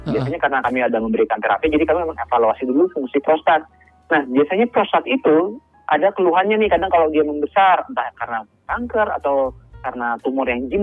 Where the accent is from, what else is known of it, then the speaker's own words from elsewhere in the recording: Banjarmasin, South Kalimantan, Indonesia; saya asalnya dari Kalimantan Selatan ya